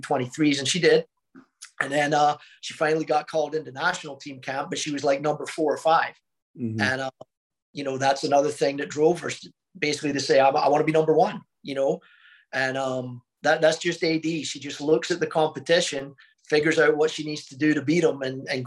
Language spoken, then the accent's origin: English; Scotland, United Kingdom; also born or lived in Mobile, Alabama; now in Oklahoma, United States; I'm a Scottish guy